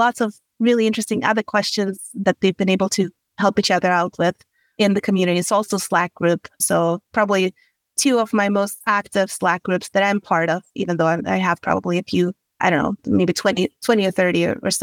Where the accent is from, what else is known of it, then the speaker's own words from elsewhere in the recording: Sweden; moved away as an adult; also born or lived in London / Dublin; now in United States; I grew up in Sweden